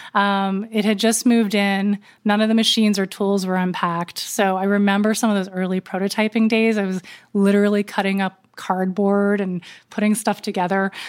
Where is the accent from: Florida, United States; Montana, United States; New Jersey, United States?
New Jersey, United States; Berkeley Heights; I moved from Berkeley to Berkeley Heights, New Jersey. Um, grew up in suburbia